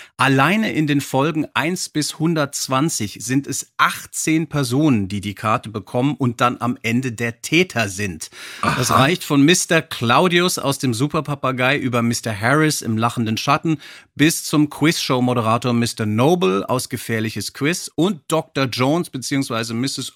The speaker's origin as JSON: {"language": "German", "town": "Frankfurt am Main", "region": "Hesse", "country": "Germany", "tie": "born or raised there", "said": "Frankfurt am Main, meiner Heimatstadt"}